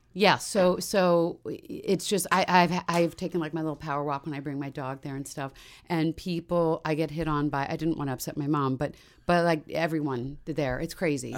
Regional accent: Washington, D.C. area, Maryland, United States; moved away; also born or lived in Montgomery County, Maryland; I grew up in the Washington, D C area

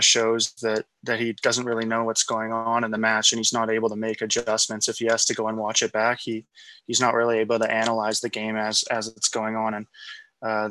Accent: Scotland, United Kingdom; I'm not English. I'm Scottish.

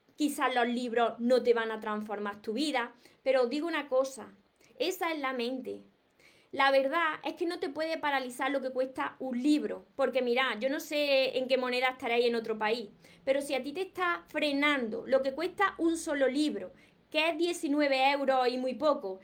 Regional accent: Córdoba, Andalusia, Spain; soy de Córdoba y no pronuncio, no pronuncio la S

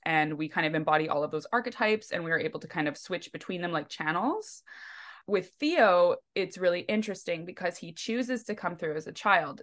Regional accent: Langley, British Columbia, Canada; We grew up in Walnut Grove, Langley, which is, like, outside of Vancouver

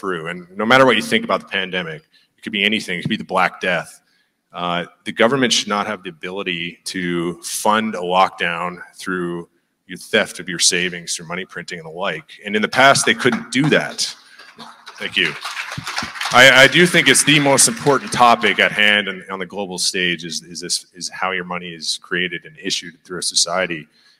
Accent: Newfoundland and Labrador, Canada; You know, like I said, I was from Newfoundland.

